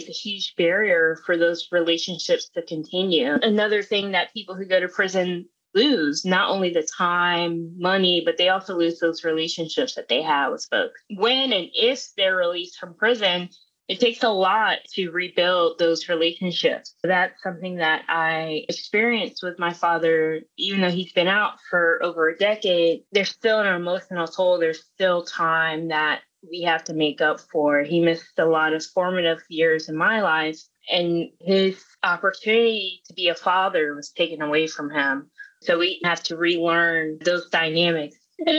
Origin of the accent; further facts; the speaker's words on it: South Carolina, United States; I grew up in South Carolina